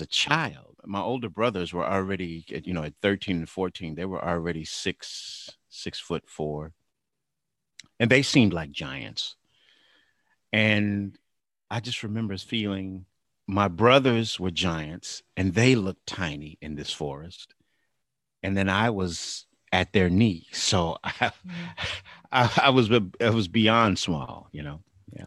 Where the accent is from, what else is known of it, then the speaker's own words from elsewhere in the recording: Bakersfield, California, United States; also born or lived in Sacramento, California; raised in Bakersfield. Uh, we we came here when I was a young boy. I guess I was like seven when we came to Bakersfield